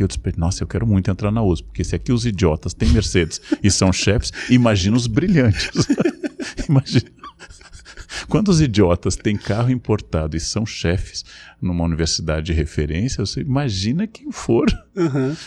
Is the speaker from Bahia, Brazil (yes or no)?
no; Rio Grande do Sul, Brazil; como eu entrava no circo Tupi na minha infância, no Rio Grande do Sul.